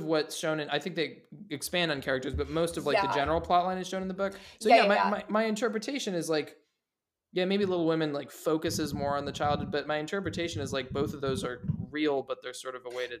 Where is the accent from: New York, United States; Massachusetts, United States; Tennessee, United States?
Massachusetts, United States; And I feel like growing up in Massachusetts, you wouldn't, like, you might see a British person occasionally